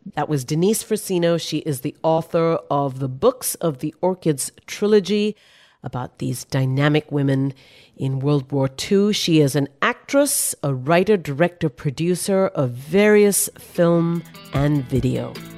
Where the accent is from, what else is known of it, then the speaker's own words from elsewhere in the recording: India; I grew up studying that in Indian history books as a child in India